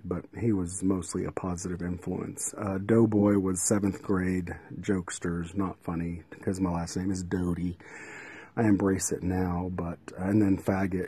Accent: Midland, Texas, United States; News West 9 in Midland, my hometown

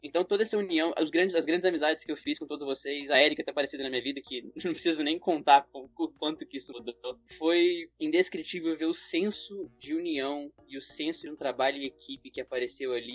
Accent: Brasília, Federal District, Brazil; eu sou de Brasília

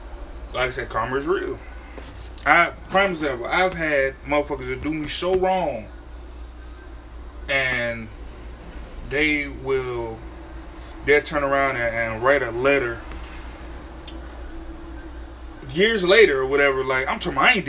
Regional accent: Connecticut, United States; moved away; I'm on a vacation in my hometown of Connecticut.

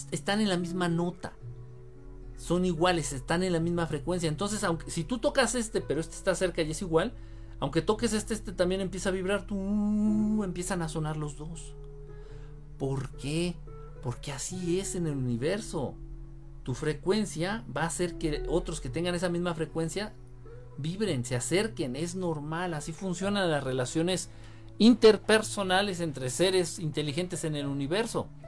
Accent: Mexico; Yo soy de México, pero me gusta viajar a las montañas.

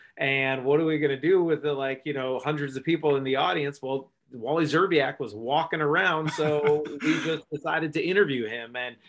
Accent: Cleveland, Ohio, United States; now in Los Angeles, United States; I grew up in Cleveland.

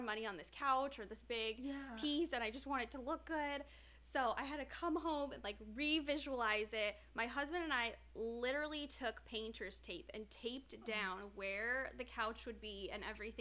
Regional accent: Midwest, United States; now in Southwest, United States; I grew up in the Midwest

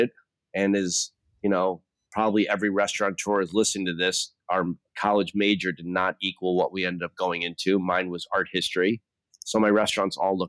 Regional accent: New York City, New York, United States; I grew up on the Upper West Side of New York City, born and raised

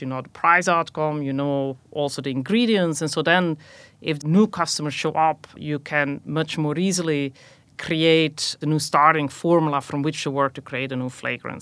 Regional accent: Belgium; moved away as an adult; also born or lived in Rochester, New York, United States; now in United States; I was actually born and raised in Belgium, came to the U S for graduate school

